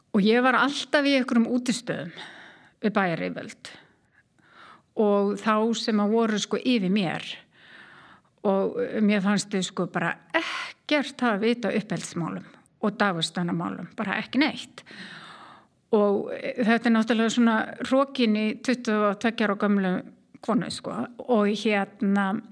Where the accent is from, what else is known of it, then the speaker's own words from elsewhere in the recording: Keflavík, Southern Peninsula, Iceland; moved away as an adult; also born or lived in Reykjavík / United States; Ég er keppleikingur og fóreldra mínir líka frá Keflavík